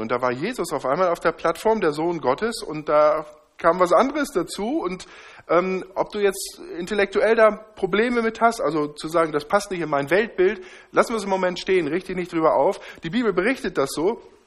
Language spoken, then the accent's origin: German; Northern Germany, Germany; Ich komme aus dem Norden